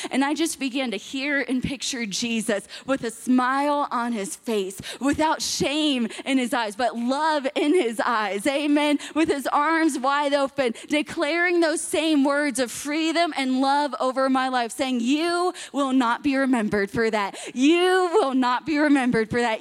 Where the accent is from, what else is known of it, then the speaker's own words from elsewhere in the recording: Miami, Florida, United States; I'm from Miami, Florida